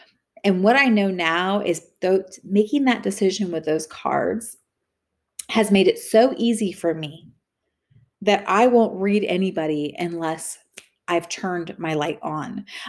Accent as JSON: {"language": "English", "region": "California", "country": "United States", "tie": "born or raised there", "said": "And so I was raised in the Bay Area and on the coast, like Capitola, Santa Cruz."}